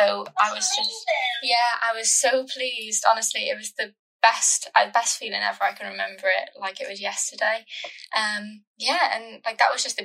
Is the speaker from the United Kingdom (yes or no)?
yes; Ammanford, Wales, United Kingdom; moved away as an adult; also born or lived in Salford; Growing up in Ammanford, which is sort of kind of, I feel like, in the middle of nowhere